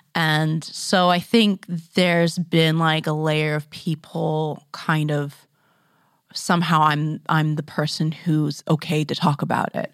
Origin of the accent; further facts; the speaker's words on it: Grand Forks, British Columbia, Canada; moved away; I grew up in Grand Forks